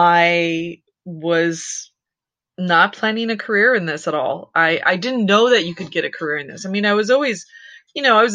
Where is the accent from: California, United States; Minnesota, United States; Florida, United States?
California, United States; San Francisco Bay Area; I grew up in the San Francisco Bay Area